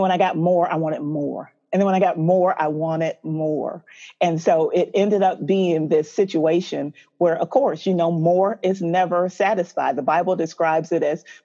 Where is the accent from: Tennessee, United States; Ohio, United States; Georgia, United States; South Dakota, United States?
Georgia, United States; Atlanta; also born or lived in Tacoma, Washington; I was born in Tacoma, Washington, but I've been here in Atlanta most of my life. So I did both high school, undergrad, all of my education and everything here